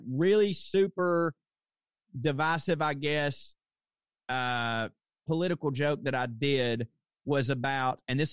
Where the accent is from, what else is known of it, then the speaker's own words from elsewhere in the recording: Chickamauga, Georgia, United States; moved away; also born or lived in New York; I'm from Chickamauga, Georgia